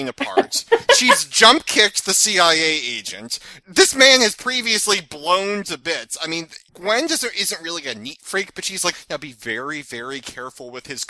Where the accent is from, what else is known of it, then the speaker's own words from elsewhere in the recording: Northeast, United States; I'm from the Northeast